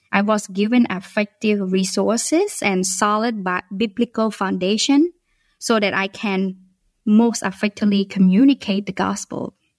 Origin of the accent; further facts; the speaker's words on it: Phnom Penh, Cambodia; English is a second language; moved away; I was born originally from Cambodia and I live in the capital city of the country